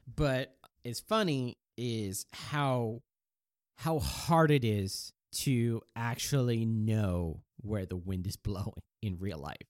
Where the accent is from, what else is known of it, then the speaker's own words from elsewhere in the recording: the Northwest, Pacific Northwest, United States; also born or lived in Japan; not only am I American, I'm from, I'm from the Northwest